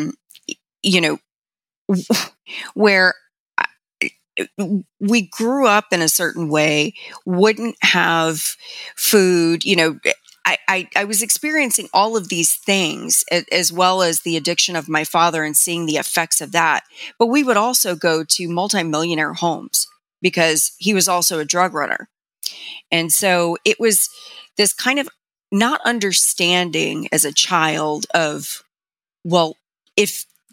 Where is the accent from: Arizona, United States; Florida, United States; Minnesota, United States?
Florida, United States; Miami; I grew up in Miami